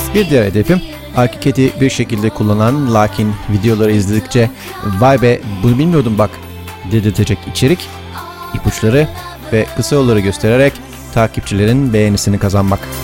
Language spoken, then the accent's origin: Turkish; Mediterranean Region, Turkey; bir Akdeniz çocuğu olarak